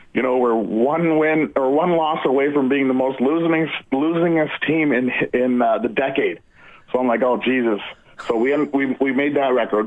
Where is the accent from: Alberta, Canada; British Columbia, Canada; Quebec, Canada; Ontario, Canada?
British Columbia, Canada; Vancouver; I grew up in Vancouver, but I'm still out here